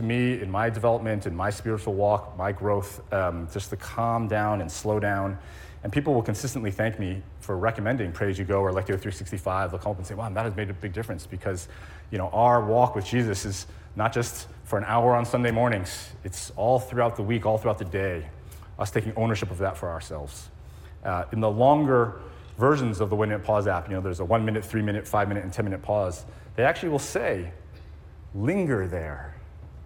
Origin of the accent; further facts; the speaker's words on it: East Coast, United States; moved away as an adult; also born or lived in New York City / Silicon Valley; now in Hawaii, United States; I grew up on the East Coast